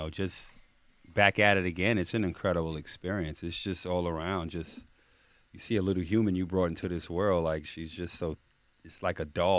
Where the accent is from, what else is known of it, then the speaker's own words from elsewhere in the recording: Jamaica; I'm Jamaican